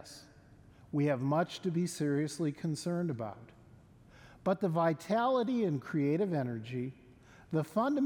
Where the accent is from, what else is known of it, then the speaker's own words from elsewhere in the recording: Mount Morris, Illinois, United States; now in Fort Worth, United States; my hometown being the location of the Illinois State Freedom Bell